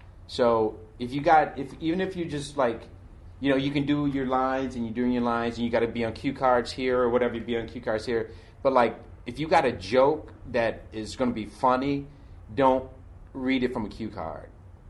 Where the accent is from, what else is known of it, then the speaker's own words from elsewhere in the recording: Detroit, Michigan, United States; I'm from Detroit, you know what I mean?